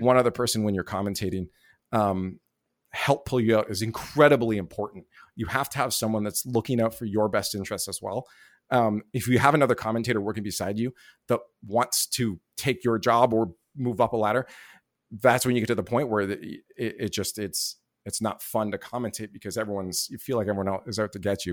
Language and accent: English; Canada; I didn't have a visa to the work in the U S 'cause I'm Canadian